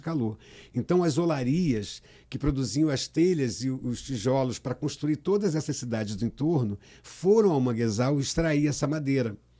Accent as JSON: {"language": "Portuguese", "town": "Niterói", "region": "Rio de Janeiro", "country": "Brazil", "tie": "born or raised there", "also_born_or_lived": "Cabo Frio", "said": "eu sou de Cabo Frio, nasci em Cabo Frio. Eu vim para Niterói com sete anos de idade"}